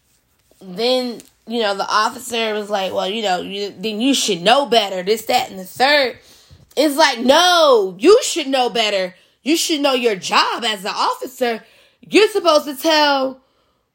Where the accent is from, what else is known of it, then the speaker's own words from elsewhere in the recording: United States; us as Americans, as an American citizen